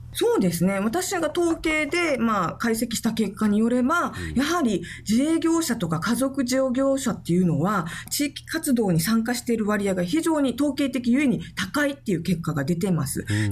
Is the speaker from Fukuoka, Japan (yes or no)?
no; Okinawa, Japan; 私も沖縄県民ですし、沖縄出身なんですけれども